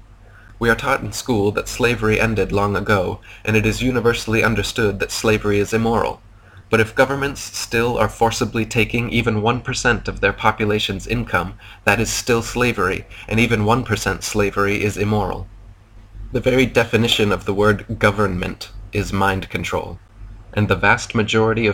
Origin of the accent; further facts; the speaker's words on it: United States; moved away as an adult; now in Thailand; Now I am American because I was born within the arbitrary borders of the fictional construct known as America.